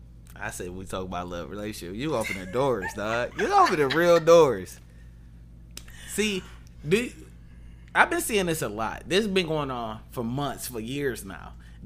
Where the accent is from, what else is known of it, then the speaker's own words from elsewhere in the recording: Highland Park, Michigan, United States; I didn't even grow up in Detroit. I'm from Highland Park, HP stand up.